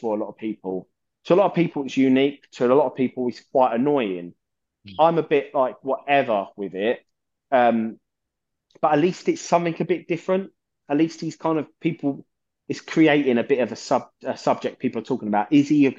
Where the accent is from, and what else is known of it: London, United Kingdom